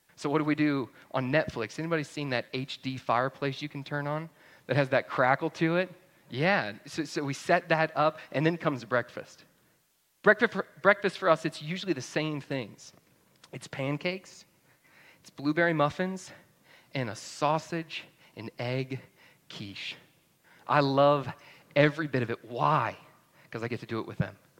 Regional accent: North Georgia, United States; moved away as an adult; now in New Braunfels, United States; I grew up in North Georgia

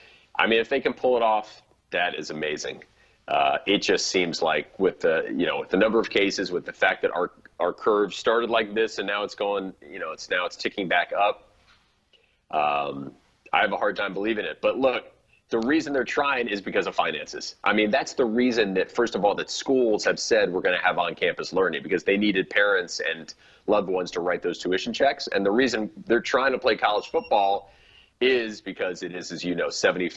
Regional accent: New York, United States; No, I'm a New Yorker, so we're all very nice.

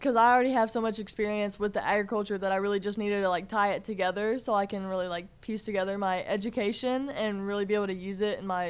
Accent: Georgia, United States; born there; I really love South Carolina, but I was born in Georgia and spent a lot of time in Georgia within, like, travel ball

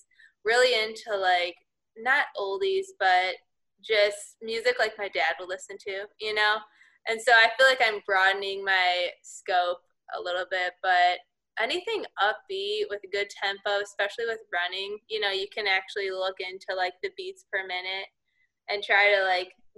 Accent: Chicago Northwest suburbs, Illinois, United States; moved away as an adult; also born or lived in Connecticut; growing up, always the Cubs. I'm from the Northwest suburbs

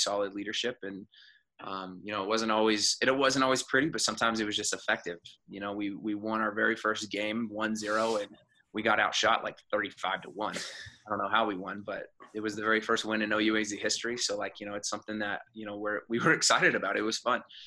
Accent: Phoenix, Arizona, United States; moved away as an adult; also born or lived in Kansas; now in Phoenix, United States; I'm from Phoenix

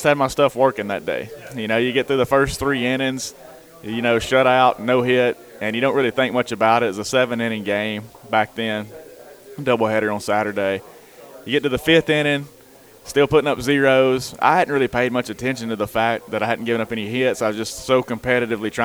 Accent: Florence, Alabama, United States; my hometown, just to stay here amongst the city that I've grew up in. My whole life's been here

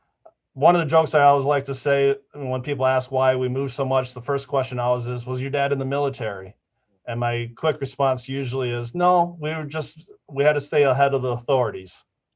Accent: Midwest, United States; also born or lived in Iowa; So I grew up basically in the Midwest. I like to say I was born in Iowa, but we moved a lot as a family.

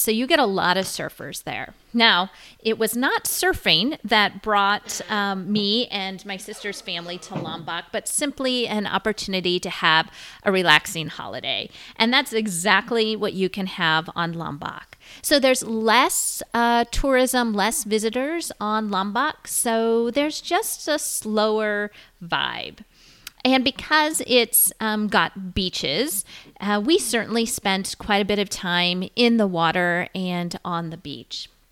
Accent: United States; growing up in the United States

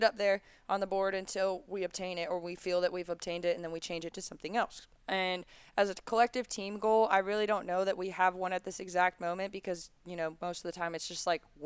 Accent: Charlotte, North Carolina, United States; also born or lived in Miami, Florida; We moved to Charlotte when I was 7

